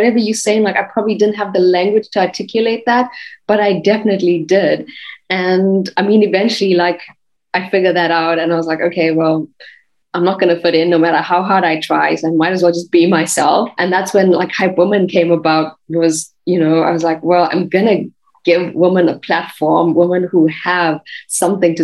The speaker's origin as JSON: {"language": "English", "country": "South Africa", "moved": "yes", "lives_now": "Germany", "said": "I come from South Africa and I'm living in Germany"}